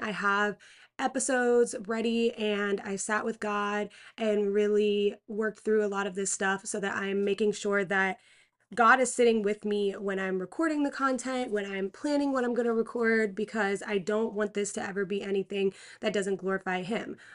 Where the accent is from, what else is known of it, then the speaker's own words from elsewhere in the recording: Pennsylvania, United States; I was born in Pennsylvania.